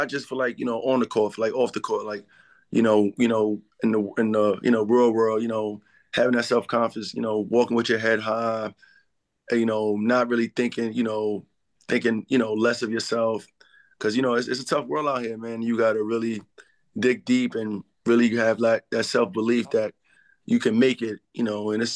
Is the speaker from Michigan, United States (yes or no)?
no; New York City, New York, United States; I'm originally from the Bronx.